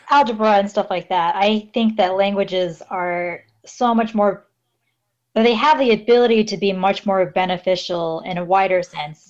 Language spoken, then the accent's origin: English; Los Angeles, California, United States; moved away as an adult; now in Yurihonjo, Japan; I come from Los Angeles in California